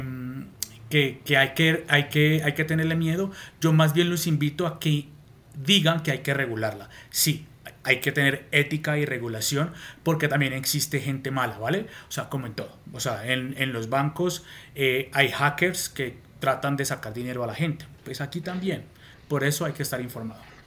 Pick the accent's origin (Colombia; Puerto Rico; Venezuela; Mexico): Colombia; moved away as an adult; now in Madrid, Spain; vivo en Madrid, capital, hace más de 12 años, eh, pero soy colombiano